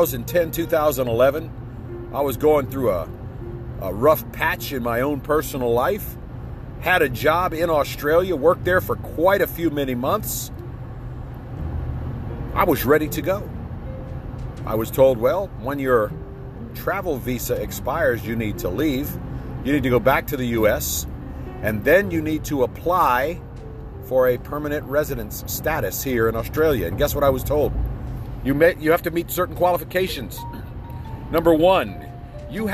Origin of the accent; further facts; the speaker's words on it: United States; I'm an American